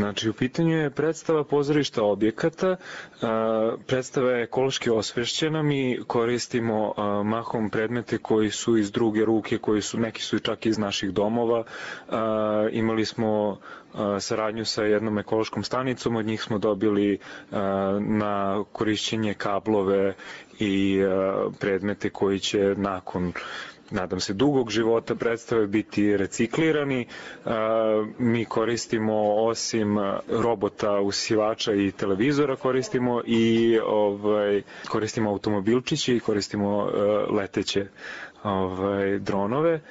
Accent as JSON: {"language": "Croatian", "region": "Belgrade", "country": "Serbia", "also_born_or_lived": "Novi Sad / Norway / Shanghai", "said": "ja sam glumac iz Beograda."}